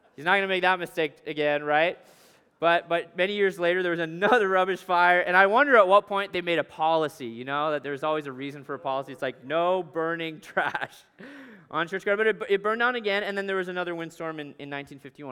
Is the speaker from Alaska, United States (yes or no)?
yes; Alaska, United States; moved away; I grew up in Alaska